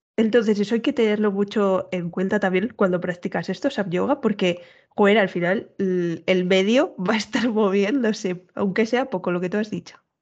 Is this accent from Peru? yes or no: no; Castile, Spain; yo que soy de Castilla pura